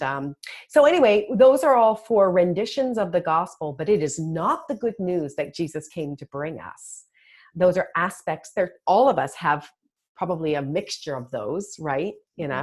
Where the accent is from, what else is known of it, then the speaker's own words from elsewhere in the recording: Toronto, Ontario, Canada; moved away as an adult; now in United States; I'm from Toronto originally. I've been in the US for 20 years